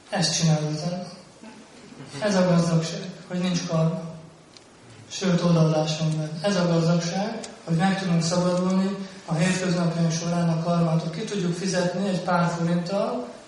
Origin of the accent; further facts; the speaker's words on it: Hungary; mi, mint magyar bakták